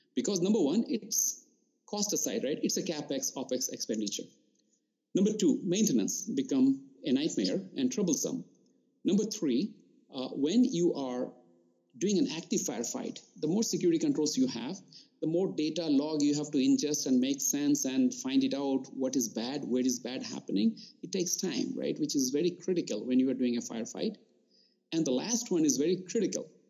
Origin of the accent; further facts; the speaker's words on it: Tripura, India; moved away as an adult; also born or lived in Rourkela, India; now in United States; I grew up in India. I did my schooling in Eastern part in uh, Tripura